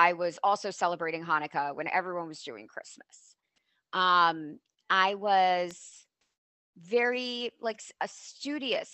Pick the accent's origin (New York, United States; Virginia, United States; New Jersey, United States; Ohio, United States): New Jersey, United States; moved away; I grew up in New Jersey and on the East Coast